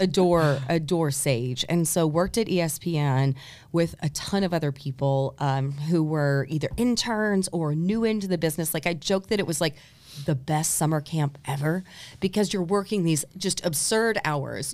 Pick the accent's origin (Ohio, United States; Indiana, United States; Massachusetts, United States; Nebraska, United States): Indiana, United States; New Albany; also born or lived in Louisville, Kentucky / Terre Haute, Indiana; I was actually born in Louisville, Kentucky, but raised in New Albany, Indiana